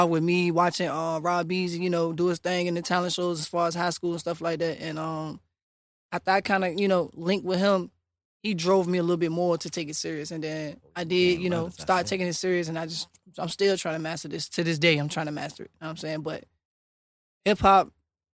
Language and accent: English; Suffolk, Virginia, United States; also born or lived in overseas (birthplace); I'm originally from Virginia, like Suffolk, Suffolk